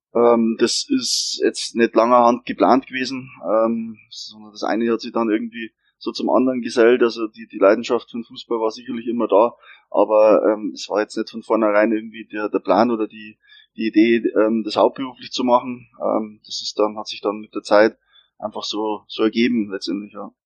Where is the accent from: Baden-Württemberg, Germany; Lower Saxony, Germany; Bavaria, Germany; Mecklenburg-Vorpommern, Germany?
Bavaria, Germany; Regensburg; ich bin Regensburger Gebürtiger